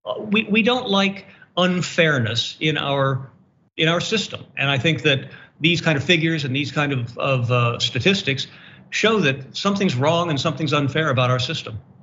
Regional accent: Pittsburgh, Pennsylvania, United States; moved away; I share Pittsburgh with Jerry

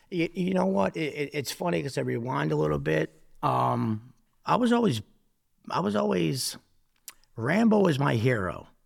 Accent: Newark, New Jersey, United States; growing up, uh, living in, living in poverty in Newark

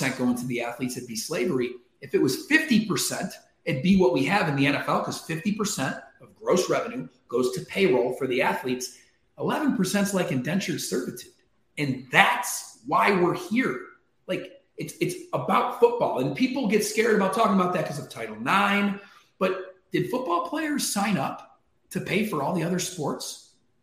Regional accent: Syracuse, New York, United States; my hometown team, Syracuse

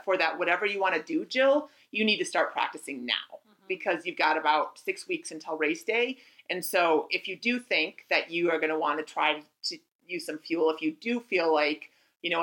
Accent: near Lake Minnetonka, Minnesota, United States; That's my hometown. Or not Lake Minnetonka, is it? But near my hometown

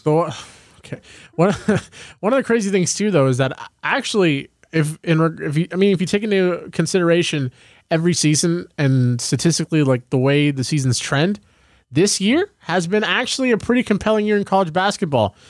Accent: United States; as an American

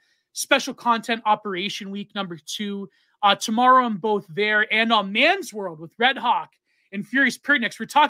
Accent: Canada; in Canada, we have the Hicklib par excellence.

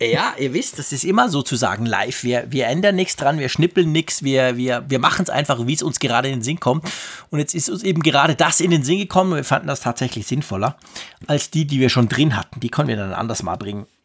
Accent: Switzerland; als Schweizer

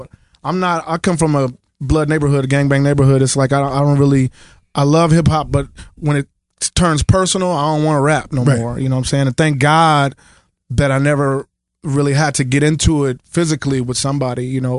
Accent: Kansas City, Missouri, United States; I'm from Kansas City

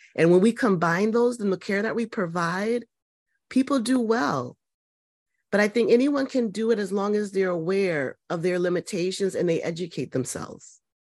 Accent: Connecticut, United States; I'm from Connecticut, kind of pretty much born and raised here.

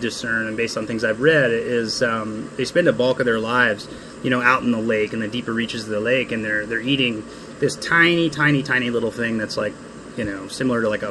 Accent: Cleveland, Ohio, United States; moved away; I'm from Cleveland, Ohio, born and raised.

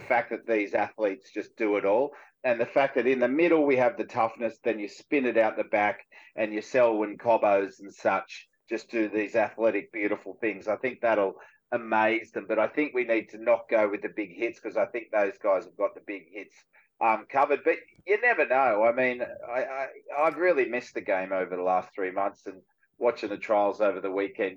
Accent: Cronulla, New South Wales, Australia; this is where I grew up in Cronulla

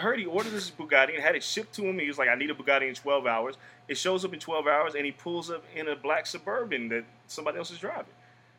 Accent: Las Vegas, Nevada, United States; growing up in Vegas

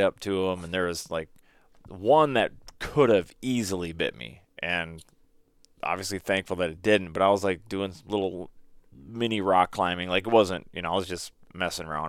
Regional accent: Minnesota, United States; growing up in Minnesota

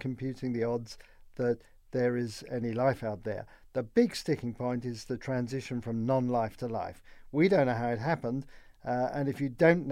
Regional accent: London, United Kingdom; moved away; I grew up in London, in the UK, in the post-war years

